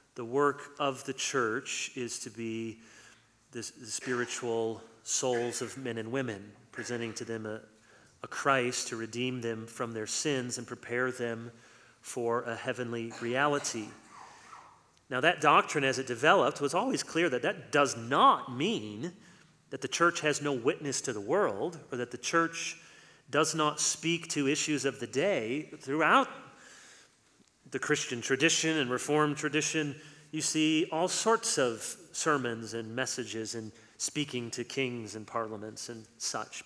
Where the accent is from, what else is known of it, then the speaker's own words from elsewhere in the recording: United States; also born or lived in East Lansing, Michigan; I'm just giving you my opinion as an American citizen